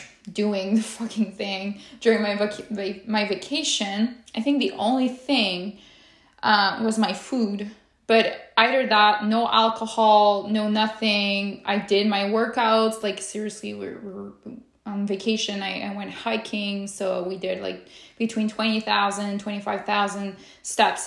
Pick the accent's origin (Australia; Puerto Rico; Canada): Canada; Quebec City, Quebec; I am from Quebec City, Canada